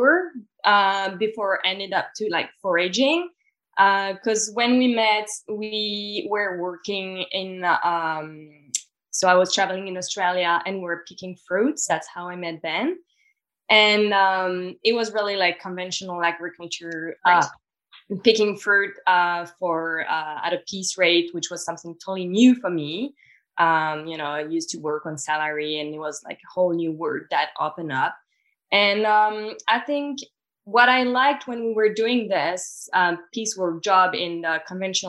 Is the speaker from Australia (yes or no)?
no; the Alps, France; English is a second language; moved away as an adult; also born or lived in Montreal, Canada; I grew up in the Alps